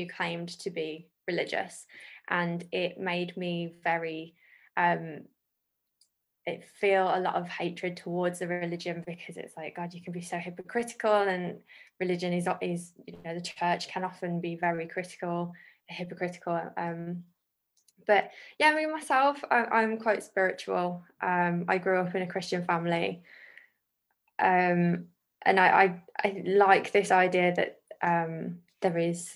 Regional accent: the Black Country, West Midlands, United Kingdom; I was born and currently live in the Black Country

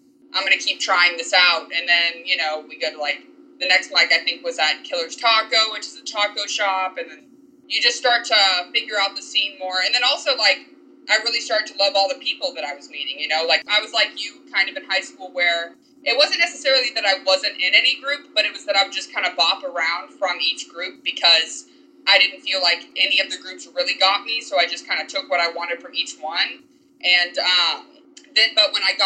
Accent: Dallas, Texas, United States; I am born and raised in Dallas, Texas

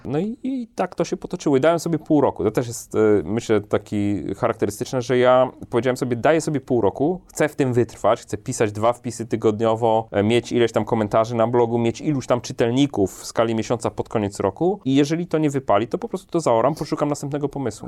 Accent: Warsaw, Masovian Voivodeship, Poland; ja od zawsze jestem z Warszawy, nie lubię się przemieszczać, w sensie urodziłem się w Warszawie, mieszkam w Warszawie

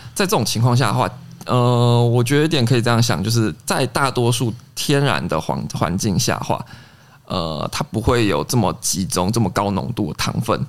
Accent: Taiwan; 我们一般台湾说到的梅子酒

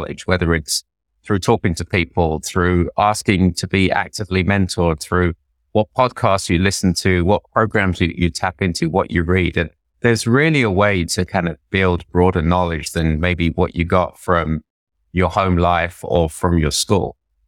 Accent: England, United Kingdom; now in New York, United States; So I grew up in 1970s, 1980s England. It wasn't a lot of fun being an Indian

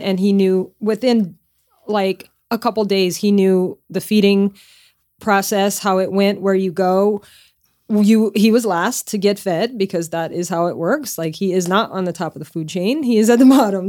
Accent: Lafayette, Louisiana, United States; moved away as an adult; also born or lived in Connecticut / Northeast US; now in California, United States; I moved away from my hometown where I grew up in Lafayette, Louisiana when I was twenty-five

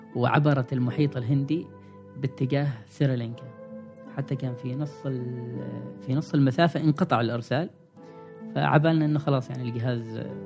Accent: Oman; نحن كعمانيين

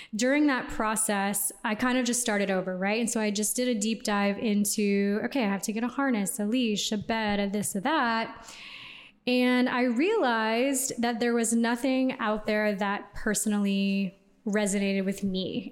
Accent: Houston, Texas, United States; moved away as an adult; also born or lived in New York; now in Los Angeles, United States; I'm from Houston. Okay. So I'm a Texan by heart, but I've been out of Houston for 11 years now.

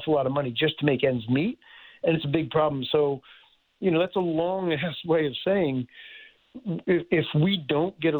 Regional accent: Philadelphia, Pennsylvania, United States; I grew up in Philadelphia

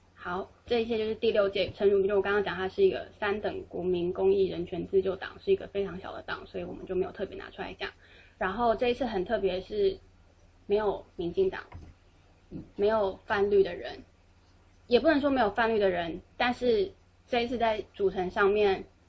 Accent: Taipei, Taiwan; moved away as an adult; now in United States; 我是台北人，我在台北生活了二十二年，直到我来到美国念硕士，那我就是所有，就是包括大学，我也都住在台北，所以这是我最熟悉的地方

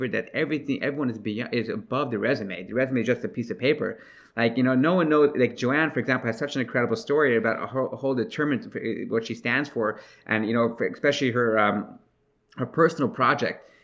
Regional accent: New York City, New York, United States; I'm from Brooklyn, New York, in a town, in a place called Crown Heights

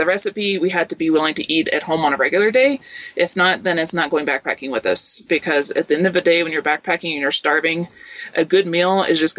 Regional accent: Kentucky, United States; moved away as an adult; also born or lived in Seattle, Washington; now in New Mexico, United States; I grew up in Kentucky, so we really didn't camp or backpack then.

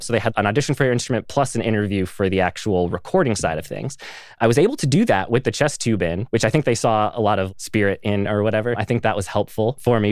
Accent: Pine City, Minnesota, United States; I am from a very small town in the middle of nowhere, Minnesota. It's a town called Pine City.

